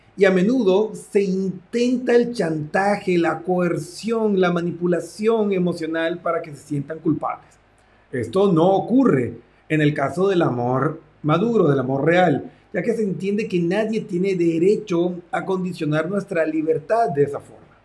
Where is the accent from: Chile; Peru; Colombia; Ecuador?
Colombia; moved away; also born or lived in Mexico; estudié en mi tierra natal, Colombia